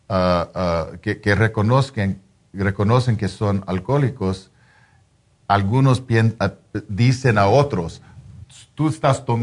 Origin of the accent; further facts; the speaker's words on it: Mexico; Soy mexicano.